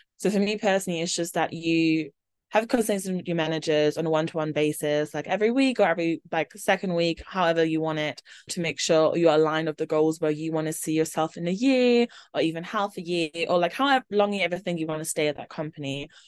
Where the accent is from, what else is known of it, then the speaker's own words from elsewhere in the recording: Germany; because I'm originally from Germany, so it had to be an international background check.